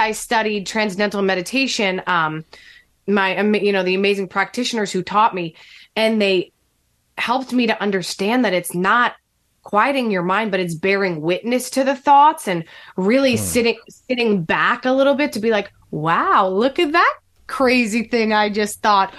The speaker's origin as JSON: {"language": "English", "region": "New Jersey", "country": "United States", "tie": "born or raised there"}